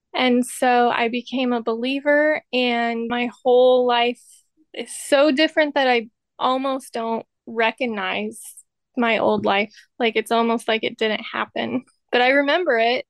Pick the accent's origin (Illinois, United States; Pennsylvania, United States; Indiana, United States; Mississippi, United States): Indiana, United States; I grew up here in Indiana. I've been here pretty well my whole life.